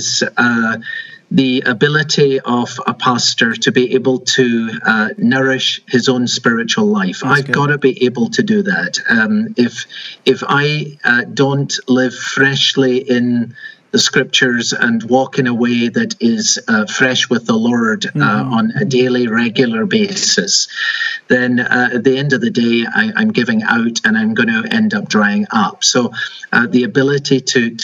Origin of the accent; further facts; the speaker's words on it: Edinburgh, Scotland, United Kingdom; moved away as an adult; also born or lived in London / Enfield; now in Arlington Heights, United States; I was born and raised in Edinburgh, Scotland